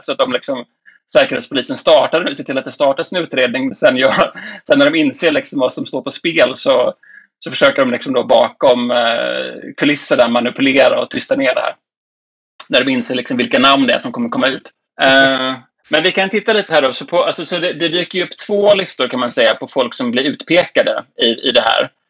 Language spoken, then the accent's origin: Swedish; Sweden